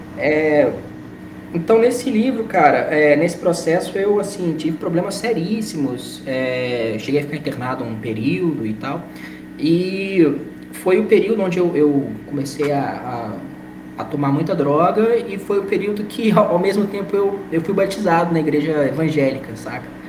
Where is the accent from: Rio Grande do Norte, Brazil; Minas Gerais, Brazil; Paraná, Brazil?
Minas Gerais, Brazil; Belo Horizonte; E eu sou mineiro de Belo Horizonte, tenho 28 anos